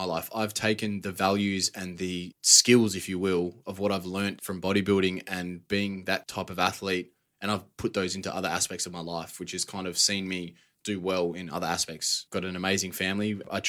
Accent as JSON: {"language": "English", "town": "Perth", "region": "Western Australia", "country": "Australia", "tie": "born or raised there", "lives_now": "Melbourne, Australia", "said": "Yeah, I grew up in a pretty normal household, I'd say. I got a brother and a sister. Pretty lucky to grow up on a decent sized house back in WA."}